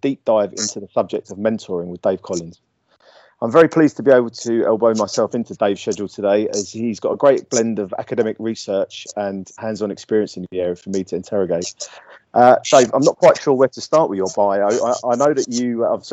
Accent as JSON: {"language": "English", "area": "Essex", "region": "East of England", "country": "United Kingdom", "accent": "Essex", "said": "It's my Essex accent"}